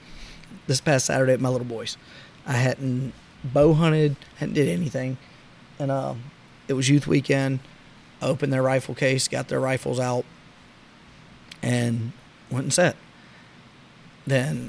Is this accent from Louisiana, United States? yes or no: yes; South Louisiana, United States; Growing up in South Louisiana